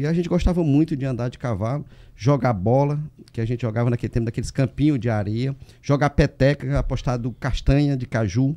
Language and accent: Portuguese; Cocal, Piauí, Brazil; eu nasci no interior de Cocal, chamado Juazeiro, de uma família de 12 irmãos